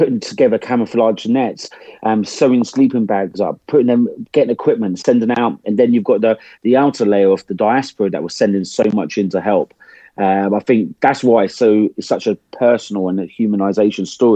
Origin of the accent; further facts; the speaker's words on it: England, United Kingdom; accent: English; for an Englishman like me to turn up, start talking in my English accent